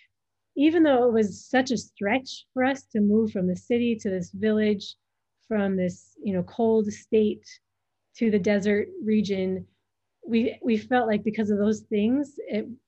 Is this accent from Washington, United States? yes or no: no; Minnesota, United States; moved away as an adult; now in Djibouti; I'm from Minnesota in the United States.